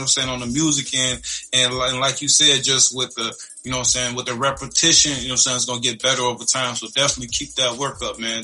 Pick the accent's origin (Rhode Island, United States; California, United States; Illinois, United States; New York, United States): Illinois, United States; Chicago; I'm from the hood, man. I'm from Chicago